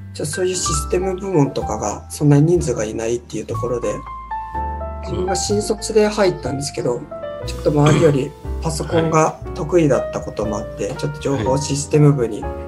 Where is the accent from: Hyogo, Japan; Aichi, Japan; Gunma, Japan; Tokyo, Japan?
Tokyo, Japan; 東京出身なんですけど住んでるところがみんな神奈川の県境に住んでいて